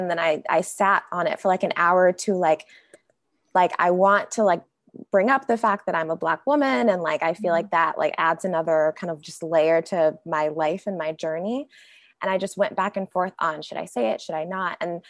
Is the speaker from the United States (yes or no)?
yes; North Carolina, United States; moved away as an adult; now in Bay Area, United States; I'm 26 years old and I'm living out in the Bay Area right now, but I am originally from North Carolina. So born, raised, went to college out in North Carolina, and then moved out to California with my current job.